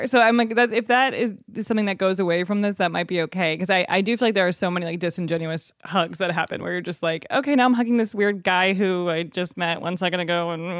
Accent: Evanston, Illinois, United States; in Evanston, which is right outside of Chicago, where Northwestern University is.

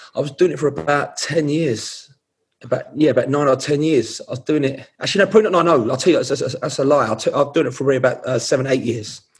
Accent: London, United Kingdom; also born or lived in Hackney; I was born in East London. I was born in Whitechapel.

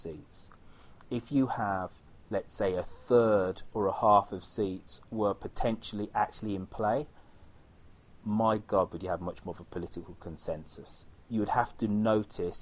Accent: United Kingdom; now in United States; I am British

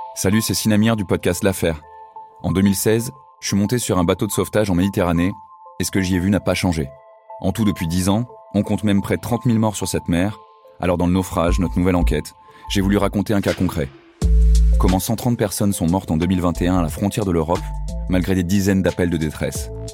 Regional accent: Marseille, Provence-Alpes-Côte d'Azur, France; also born or lived in Saint-Denis; j'ai grandi à Marseille, j'ai fait mes études à, Saint-Denis. Et euh, voilà, là je suis de retour à Marseille

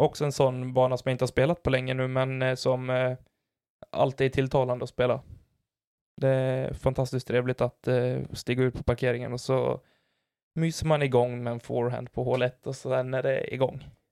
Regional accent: Falun, Dalarna County, Sweden; moved away; åka tillbaka dit allting en gång började och det är hemma i Falun

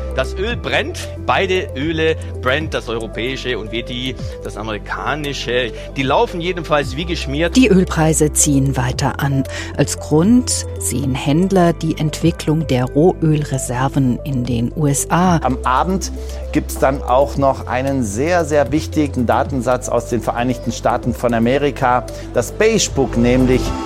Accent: Nürburgring area, Rhineland-Palatinate, Germany; am Nürburgring in meiner Heimat. Viel Zeit habe ich da verbracht in meiner Jugend

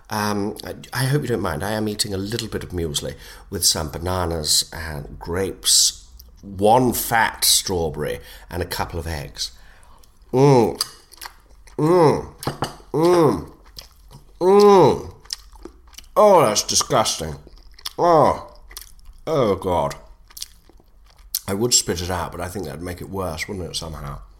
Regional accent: Nottingham, East Midlands, United Kingdom; That's because I come from Nottingham, I won't lie, and I've always struggled to put in my ths.

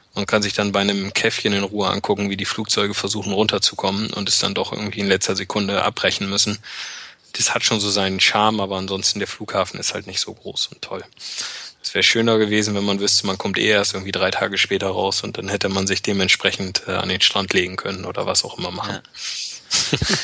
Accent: Bremen, Germany; moved away as an adult; now in near Frankfurt, Germany; meine Heimat und auch da, wo ich meine engsten und besten Freunde habe, ist tatsächlich noch in Norddeutschland oder auch genauer gesagt in Bremen

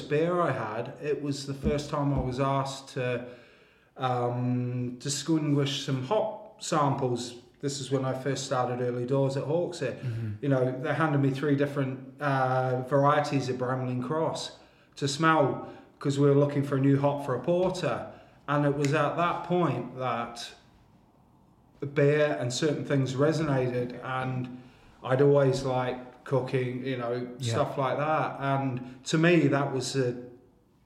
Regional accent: New Zealand; now in United Kingdom; originally from New Zealand

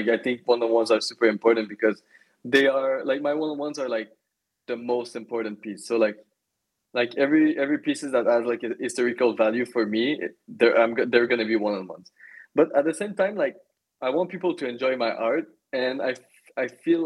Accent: Magog, Quebec, Canada; my hometown. I come from Magog, a very small town in Eastern Township of Quebec

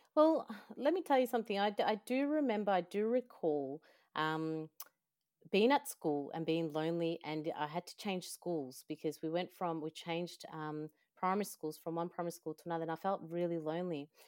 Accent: El Salvador; I am from El Salvador.

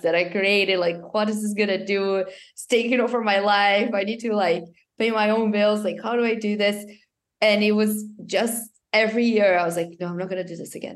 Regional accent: Brazil; I'm from Brazil.

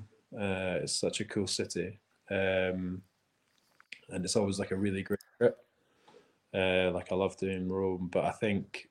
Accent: North and Midlands, Scotland, United Kingdom; now in Edinburgh, United Kingdom; I am from the North and Mids, Edinburgh

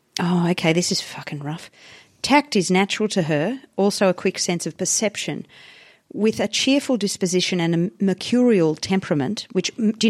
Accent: India; I know that I grew up in India where there was a caste system

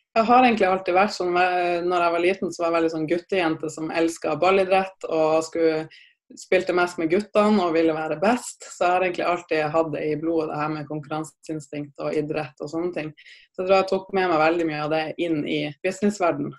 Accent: Tromsø, Troms, Norway; jeg er opprinnelig fra Tromsø, så jeg er en gærning, gæren nordlending

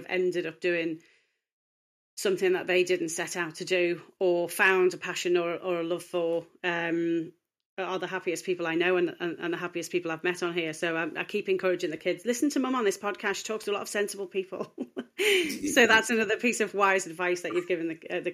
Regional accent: Liverpool, North West England, United Kingdom; a kid growing up in Liverpool

